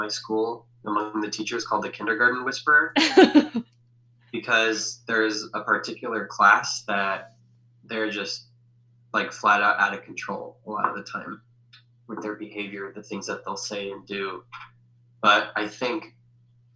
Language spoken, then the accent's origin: English; Denver, Colorado, United States; also born or lived in Fort Collins; where I grew up in Denver